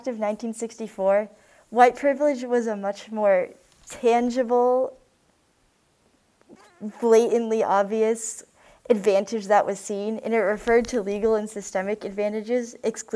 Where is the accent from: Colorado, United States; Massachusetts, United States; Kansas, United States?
Massachusetts, United States; also born or lived in Florida; moved to Massachusetts. Both of my parents are from Massachusetts, and they grew up in middle-class towns, and so do I.